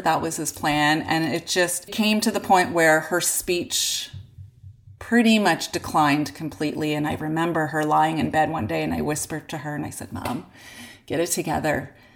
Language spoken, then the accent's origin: English; Unionville, Ontario, Canada; we grew up in Unionville